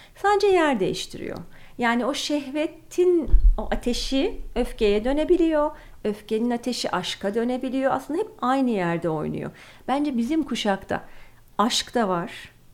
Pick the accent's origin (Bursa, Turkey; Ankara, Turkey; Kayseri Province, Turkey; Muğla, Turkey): Ankara, Turkey; also born or lived in London; now in Istanbul, Turkey